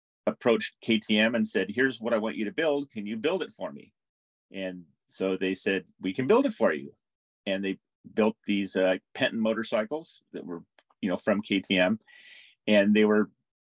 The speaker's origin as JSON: {"language": "English", "region": "Southern California", "country": "United States", "tie": "born or raised there", "said": "Growing up in Southern California"}